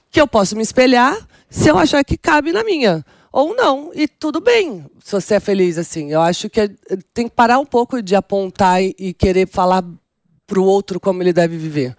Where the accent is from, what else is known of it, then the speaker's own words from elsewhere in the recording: São Paulo, Brazil; first language Portuguese; also born or lived in Milan; Eu sou da periferia de São Paulo, Jardim Selma